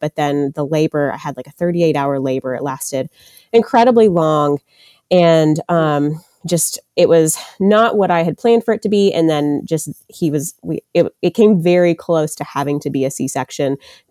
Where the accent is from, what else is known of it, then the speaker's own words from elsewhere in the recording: Murfreesboro, Tennessee, United States; I am from the Murfreesboro, Tennessee area, which is about 30 minutes outside of Nashville.